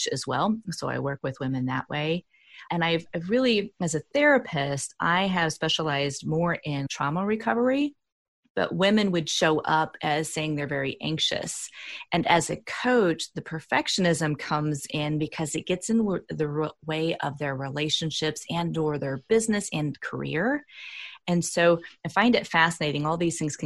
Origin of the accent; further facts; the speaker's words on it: Indiana, United States; also born or lived in Bay Area, California; I'm from the Midwest here in the United States. I'm from Indiana, and there's no transpersonal school here in my state